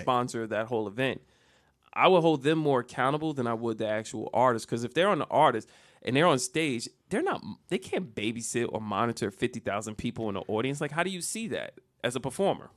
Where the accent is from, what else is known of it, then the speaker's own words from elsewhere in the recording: Jersey City, New Jersey, United States; I'm not from Virginia. I'm from Jersey City